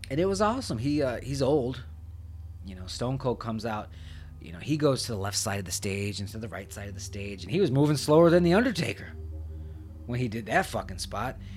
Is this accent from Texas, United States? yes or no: yes; Texas, United States; It's in Texas. I'm from Texas and I had a thing to do and I'm only here for night two and I missed him.